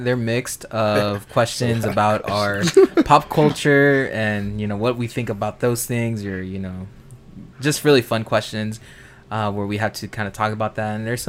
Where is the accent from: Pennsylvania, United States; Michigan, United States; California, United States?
California, United States; Los Angeles; we're from Los Angeles, and we're used to this kind of environment